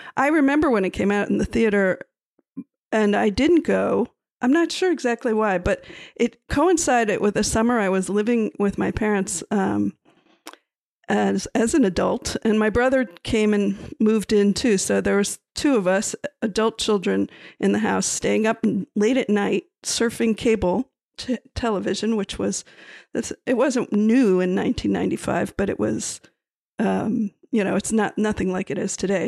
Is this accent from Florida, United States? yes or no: yes; Miami, Florida, United States; we're from Miami, Florida